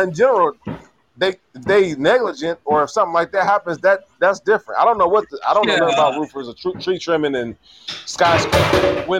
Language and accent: English; Cleveland, Ohio, United States; I grew up in Cleveland, bro.